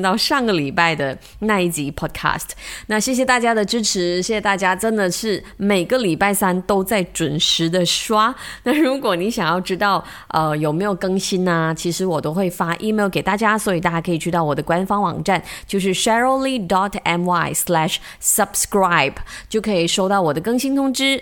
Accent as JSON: {"language": "Chinese", "country": "Malaysia", "said": "我们马来西亚人说很 big tech"}